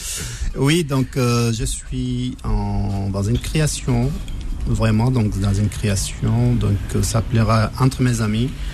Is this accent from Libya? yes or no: yes; Libya; moved away; j'ai, grandi en Libye, donc j'ai passé, j'ai grandi en Libye, j'ai passé mon enfance euh, quelques années en Libye